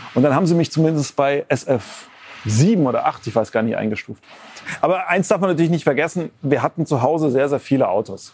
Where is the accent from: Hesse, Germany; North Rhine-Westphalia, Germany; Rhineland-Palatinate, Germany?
Rhineland-Palatinate, Germany; near Mainz; ich bin ja in der Nähe von Mainz aufgewachsen